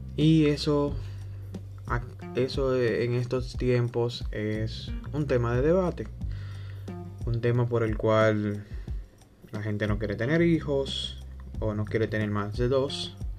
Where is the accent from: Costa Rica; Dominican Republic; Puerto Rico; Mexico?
Dominican Republic; soy de la República Dominicana